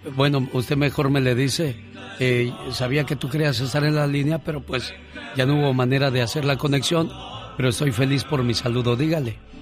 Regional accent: Guerrero, Mexico; moved away; Un día salí de Guerrero, pero Guerrero nunca salió de mí

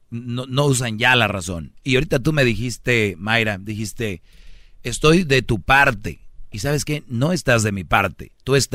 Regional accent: Mexico; Yo soy mexicano.

